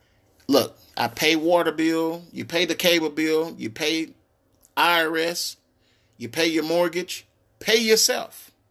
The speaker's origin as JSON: {"language": "English", "town": "Tyler", "region": "Texas", "country": "United States", "tie": "born or raised there", "said": "See, when I was growing up in Tyler, Texas, there was no one coming across giving out advice, not even at school. And I went to a private school in Tyler, Texas"}